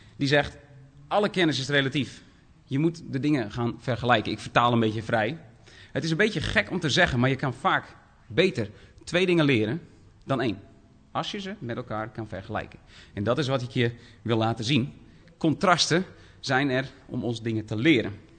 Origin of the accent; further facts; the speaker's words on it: Dokkum, Friesland, Netherlands; ik kom uit Dokkum, Friesland.